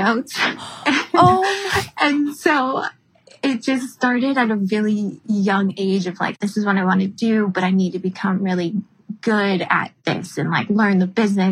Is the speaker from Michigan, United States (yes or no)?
no; Frankfort, Illinois, United States; also born or lived in Greece / Paris; now in Manhattan Beach, United States; I grew up in Frankfort, Illinois, which is about 45 minutes south of Chicago.